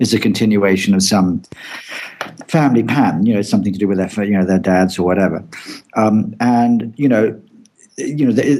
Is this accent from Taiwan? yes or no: no; England, United Kingdom; I'm English